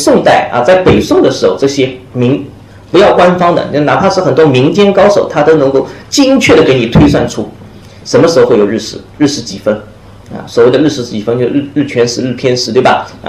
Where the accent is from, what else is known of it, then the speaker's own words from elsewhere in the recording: China; 人是从我们中国人是从什么时候开始相信学习历史是可以帮助你